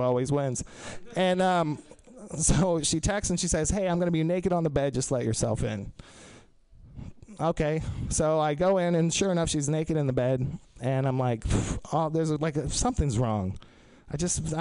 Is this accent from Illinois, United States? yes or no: no; Texas, United States; now in San Francisco, United States; I'm originally from Texas, but I came to San Francisco